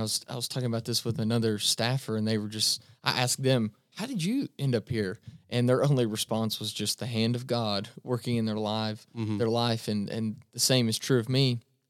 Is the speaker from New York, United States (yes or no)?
no; Somerset, Kentucky, United States; Yeah, I'll be brief, but I'm a Kentucky boy through and through. I'm originally from Somerset, Kentucky.